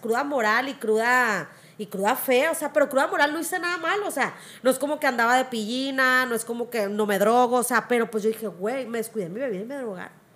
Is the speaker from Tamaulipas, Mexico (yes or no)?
no; Culiacán, Sinaloa, Mexico; yo soy del Infonavit Humaya, crecí a la tierra que me vio nacer